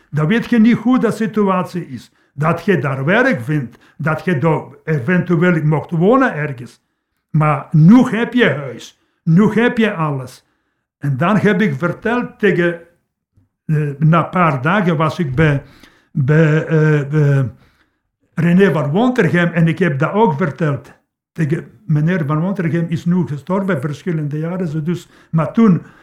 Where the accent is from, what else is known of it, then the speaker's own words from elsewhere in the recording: Poland; Dutch is a second language; moved away as an adult; now in Leopoldsburg, Belgium; ik ben geboren in Polen, tot 31 jaar heb ik daar gewoond.